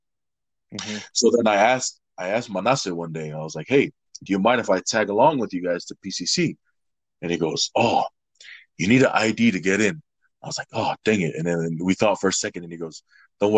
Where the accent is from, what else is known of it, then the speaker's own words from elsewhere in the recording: Salt Lake City, Utah, United States; also born or lived in Nampa, Idaho / New Zealand / Hawaii; Born in Idaho, raised in Utah, graduated from Bingham High School